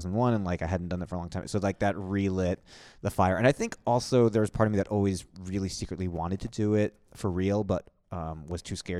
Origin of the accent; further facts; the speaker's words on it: New York, United States; Well, I'm from New York originally.